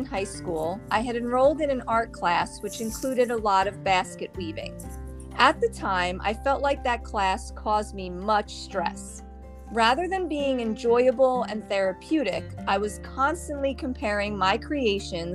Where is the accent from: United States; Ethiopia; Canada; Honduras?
United States; Jersey Shore, New Jersey; moved away as an adult; now in Florida, United States; My sister and I are from the Jersey Shore in good old New Jersey